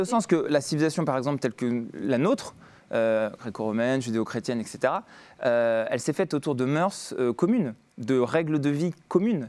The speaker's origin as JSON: {"language": "French", "town": "Grenoble", "region": "Auvergne-Rhône-Alpes", "country": "France", "tie": "born or raised there", "said": "J'ai grandi à Grenoble"}